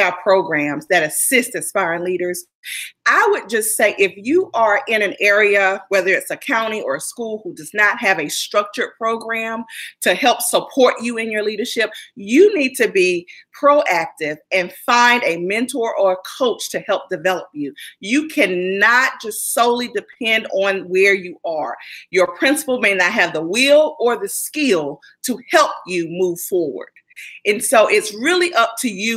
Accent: North Carolina, United States; now in Maryland, United States; I'm originally from North Carolina, and I'm sure many of you can hear

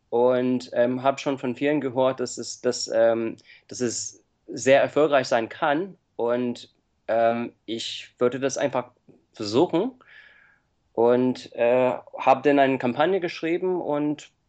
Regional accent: United States; now in Germany; Äh, ich komme ursprünglich aus Amerika und ich lebe seit 14 Jahren in Deutschland

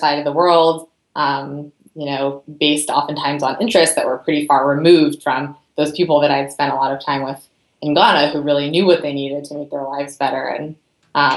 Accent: Berkeley, California, United States; also born or lived in Santa Barbara, California; I grew up in Berkeley, California.

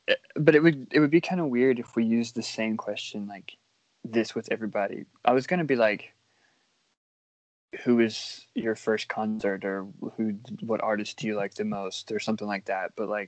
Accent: Alabama, United States; my hometown only has like 4,000 people in it.

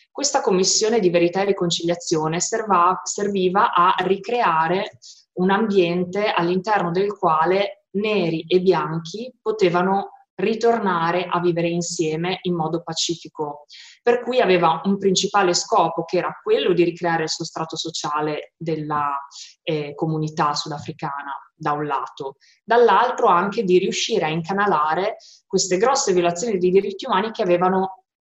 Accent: Modena, Emilia-Romagna, Italy; sono di Modena e ho quasi 37 anni.

